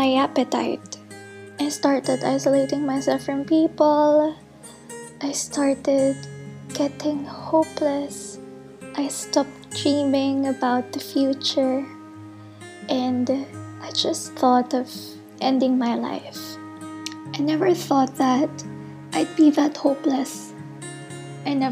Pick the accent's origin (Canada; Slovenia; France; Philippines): Philippines; I'm a postgraduate intern from the Philippines